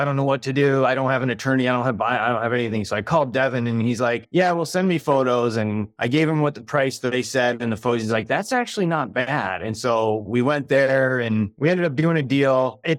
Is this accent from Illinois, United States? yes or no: no; Michigan, United States; moved away as an adult; now in Poughkeepsie, United States; I came from Michigan, born and raised.